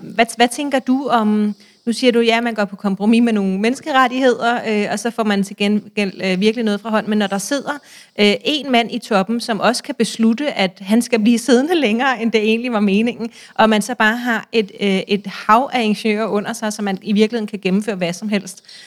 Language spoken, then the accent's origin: Danish; Denmark; som barn i Danmark